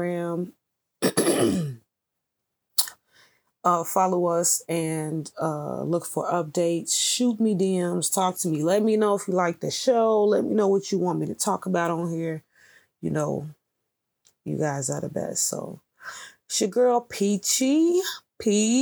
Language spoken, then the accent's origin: English; United States; even though I was born here in America